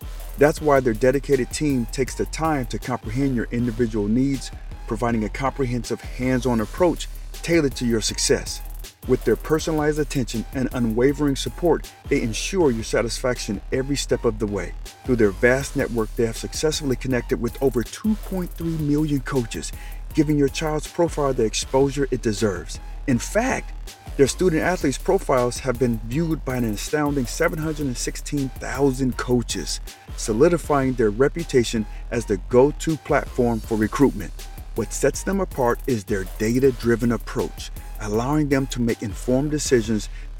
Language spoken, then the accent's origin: English; Detroit, Michigan, United States; also born or lived in Colorado Springs, United States; Now for me, I was originally from Detroit, but my dad was in the Army. I ended up in Colorado Springs in 1983. And man, we was heavily influenced by what was happening on the West Coast.